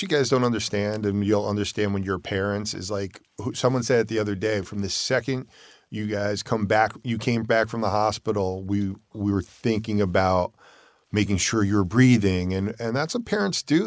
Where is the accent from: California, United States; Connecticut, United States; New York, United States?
Connecticut, United States; we moved up to Connecticut to my hometown.